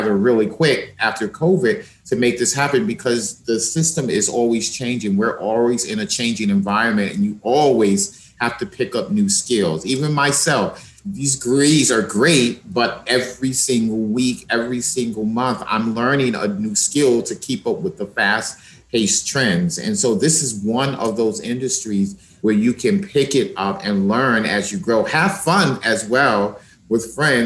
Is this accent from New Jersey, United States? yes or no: no; New York, United States; As a New Yorker on the East Coast